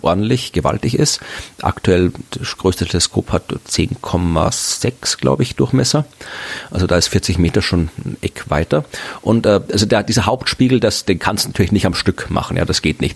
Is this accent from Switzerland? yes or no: no; Austria; das machen wir Österreicher